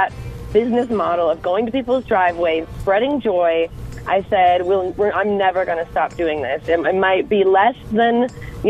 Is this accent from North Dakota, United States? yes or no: yes; North Dakota, United States; moved away; get reacquainted with my home state